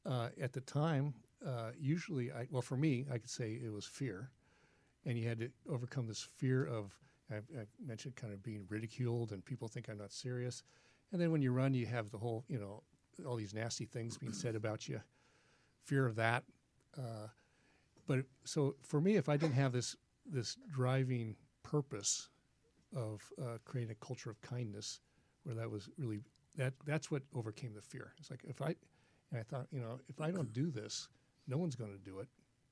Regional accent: Anaheim, California, United States; I'm from Anaheim. I'm expected to be a little kinder.

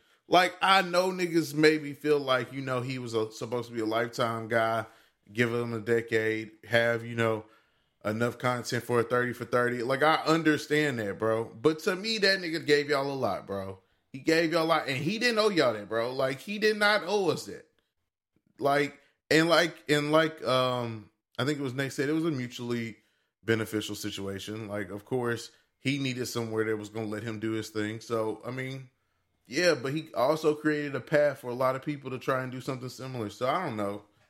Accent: Nashville, Tennessee, United States; I grew up in North Nashville. So in North Nashville alone, we have four HBCUs between TSU, Meharry, Fisk, and American Baptist College, just all right in North Nashville.

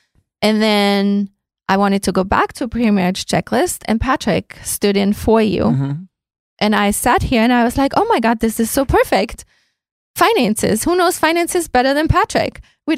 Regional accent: Austria; moved away; Austria. I mean, since that's yeah. my home country.

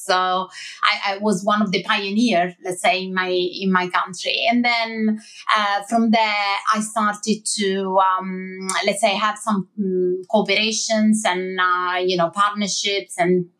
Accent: Milan, Lombardy, Italy; English is a second language; moved away as an adult; now in London, United Kingdom; I moved to London, so from Milan to London.

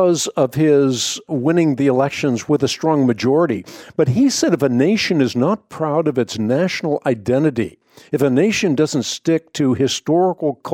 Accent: Netherlands; I was born in the Netherlands.

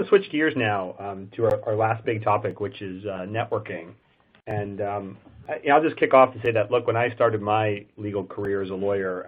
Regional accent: just outside of Buffalo, New York, United States; we grew up in the same 1 square mile tiny little town just outside of Buffalo

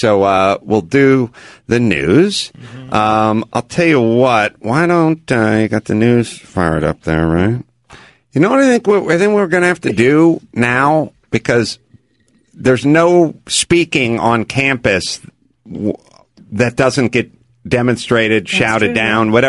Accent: Seattle, Washington, United States; I hail from the Seattle area.

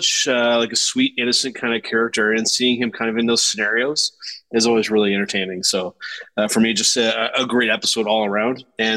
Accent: Canada; Again, just as a Canadian, just the subtle jabs here and there.

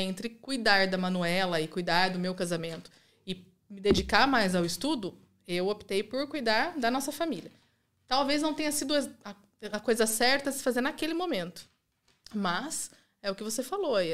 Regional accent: Rio Claro, São Paulo, Brazil; moved away as an adult; now in Italy; Eu nascida e criada ali

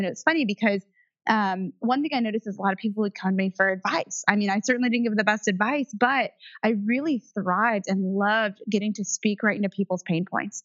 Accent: Indiana, United States; i was raised in Indiana in the cornfield

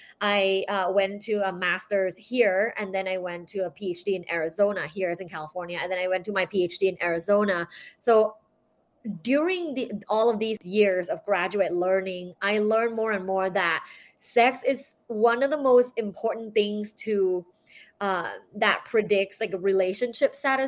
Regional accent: Thailand; I'm from Thailand. So I was born and I grew up in Thailand

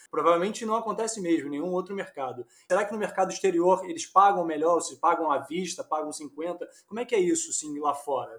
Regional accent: Rio de Janeiro, Brazil; also born or lived in São Paulo; eu sou carioca, mas ganho dinheiro em São Paulo

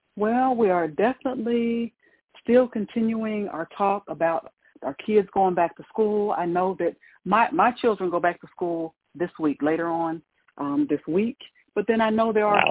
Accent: Ohio, United States; now in Mississippi, United States; growing up in Ohio and having all the snow and everything

